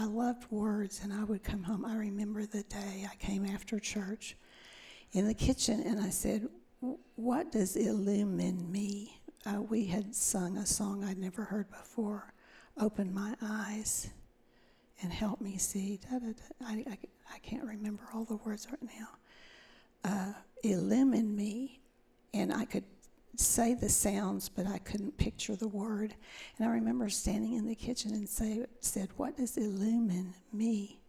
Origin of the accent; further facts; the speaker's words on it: Fort Worth, Texas, United States; It was a great place to grow up.